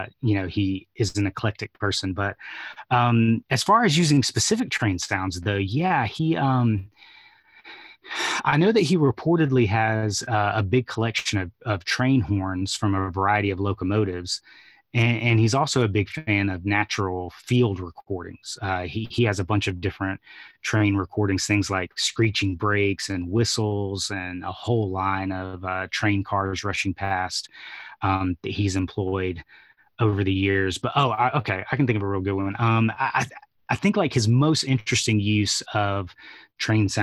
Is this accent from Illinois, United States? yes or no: no; Atlanta, Georgia, United States; being born and raised in Atlanta